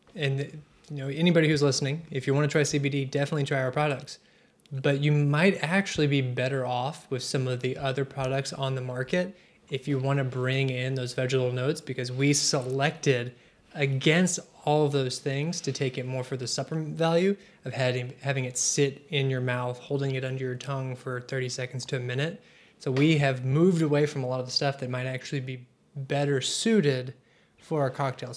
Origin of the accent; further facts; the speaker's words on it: Maceo, Kentucky, United States; I'm from the western part. Owensboro, Kentucky is where I claim, but really I'm from Masonville